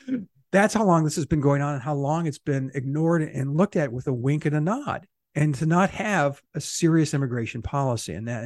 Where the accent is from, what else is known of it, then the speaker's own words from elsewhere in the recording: San Diego, California, United States; also born or lived in Arizona; I was born in San Diego.